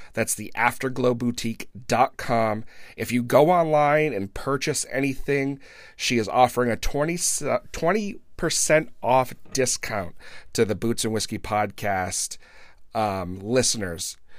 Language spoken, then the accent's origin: English; Blackstone, Massachusetts, United States; my hometown of Blackstone, Massachusetts